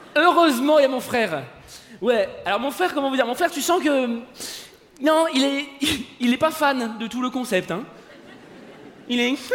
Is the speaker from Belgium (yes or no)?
no; France; je suis français